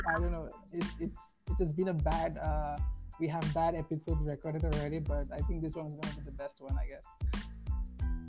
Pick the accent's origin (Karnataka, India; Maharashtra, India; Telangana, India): Telangana, India; Hyderabad; I'm a total Hyderabadi